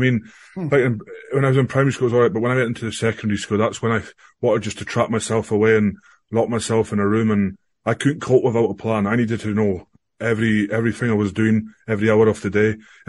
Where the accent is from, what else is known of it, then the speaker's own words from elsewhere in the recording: Invergordon, Scotland, United Kingdom; So yeah, so growing up in Invergordon, you know, small wee town, all we wanted to play was, well, football in the UK, soccer in America.